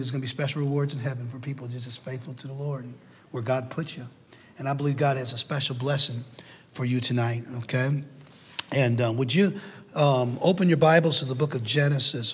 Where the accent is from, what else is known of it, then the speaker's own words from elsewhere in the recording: New Britain, Connecticut, United States; moved away as an adult; also born or lived in Knoxville, Tennessee; I was born in New Britain, Connecticut